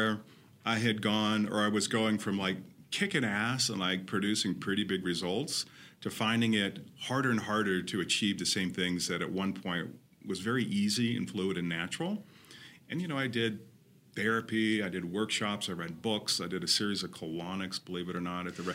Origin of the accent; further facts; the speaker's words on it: Claremont, California, United States; I grew up in Los Angeles, or an hour out of Los Angeles to be exact, in a little town called Claremont, which is awesome.